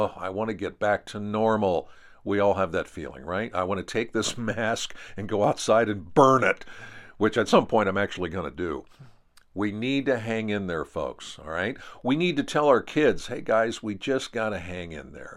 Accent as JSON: {"language": "English", "region": "Pennsylvania", "country": "United States", "said": "Here in my home state of Pennsylvania"}